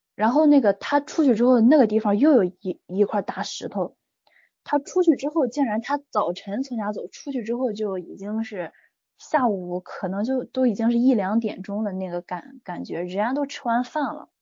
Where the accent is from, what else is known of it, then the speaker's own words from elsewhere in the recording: Qingdao, Shandong, China; 在我们青岛这边儿